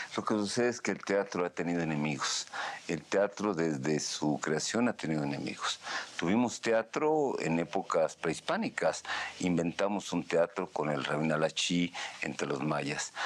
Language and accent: Spanish; Mexico; así somos los mexicanos